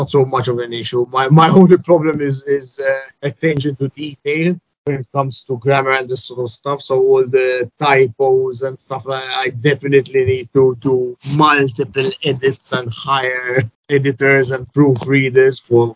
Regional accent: Malta; born or raised there; first language English

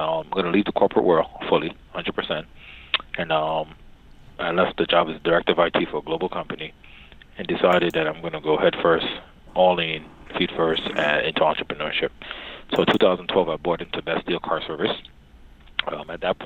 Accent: New York City, New York, United States; also born or lived in Jamaica; I'm originally from Jamaica. I migrated to the States when I was about 8 years old with my eldest sister, younger brother. Grew up in the South Bronx, close to Yankee Stadium.

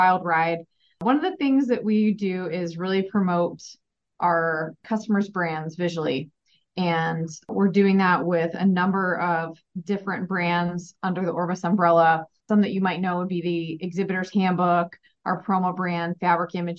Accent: Ohio, United States; moved away as an adult; also born or lived in Arizona / Chicago, Illinois; I grew up in Ohio and I went out to Arizona State for college

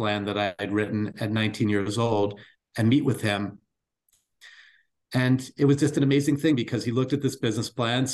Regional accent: Baltimore, Maryland, United States; I grew up in Baltimore from humble beginnings

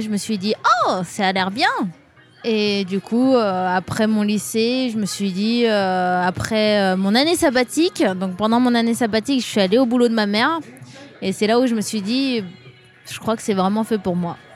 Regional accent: France; moved away as an adult; now in Japan; J'ai vécu toute ma vie en France. Je suis née en France

